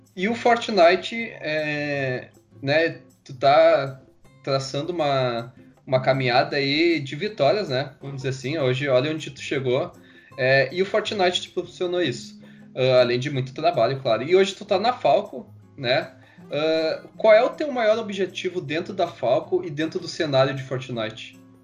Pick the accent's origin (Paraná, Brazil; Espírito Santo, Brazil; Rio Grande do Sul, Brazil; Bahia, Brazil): Rio Grande do Sul, Brazil; Porto Alegre; a gente é aqui do Sul, nós somos de Porto Alegre